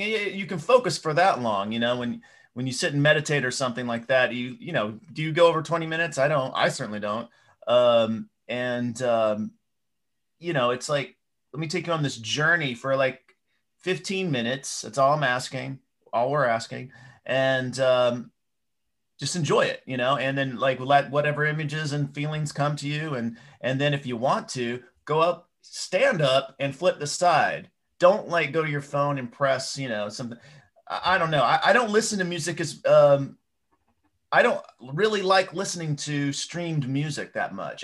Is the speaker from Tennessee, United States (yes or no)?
yes; Knoxville, Tennessee, United States; I grew up in Knoxville, Tennessee